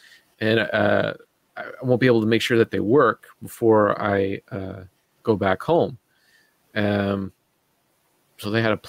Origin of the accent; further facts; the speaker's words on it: Sudbury, Ontario, Canada; moved away; I was in Sudbury, in my hometown of Sudbury at the time